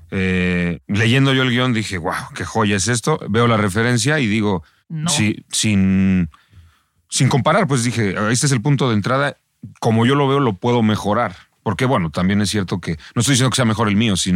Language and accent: Spanish; Mexico; Yo, yo creo que nos, nos romantizamos los mexicanos al